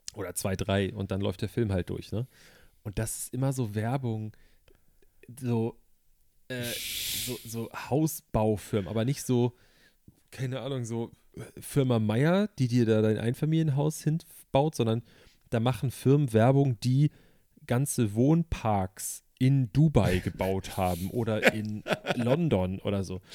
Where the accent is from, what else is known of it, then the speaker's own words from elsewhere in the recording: Germany; als Deutscher, ich meine, wir haben in Deutschland